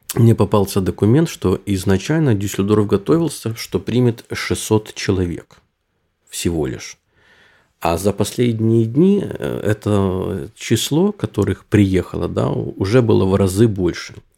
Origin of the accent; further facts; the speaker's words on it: Ukraine; also born or lived in Düsseldorf, Germany; now in Germany; я сам из Украины, но говорю по-русски